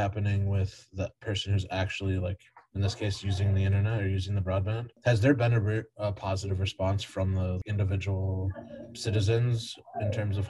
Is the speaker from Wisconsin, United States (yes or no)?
yes; Milwaukee County, Wisconsin, United States; I grew up in Milwaukee County.